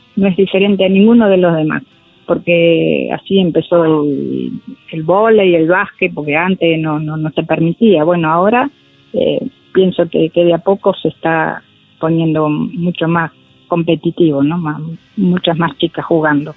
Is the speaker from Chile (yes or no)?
no; Buenos Aires, Argentina; yo nací en Lugano, un lugar, un barrio, y eran todos varones, chicos de mi edad